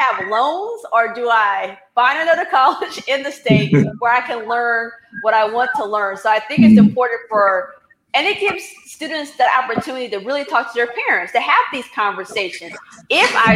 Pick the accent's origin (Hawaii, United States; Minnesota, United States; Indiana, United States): Indiana, United States; I was born in Indiana, where I was like, I'm leaving this state, and I was going to leave